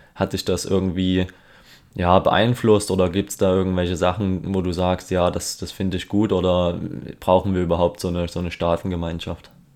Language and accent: German; Germany; wir als Deutsche